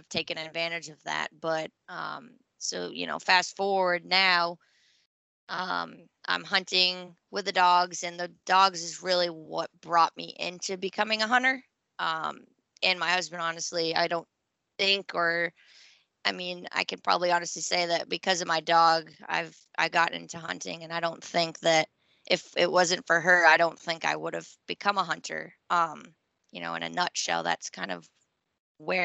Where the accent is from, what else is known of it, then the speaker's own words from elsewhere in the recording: Maine, United States; moved away as an adult; now in North Carolina, United States; I grew up in Maine, moved after college, after my undergrad, I moved to North Carolina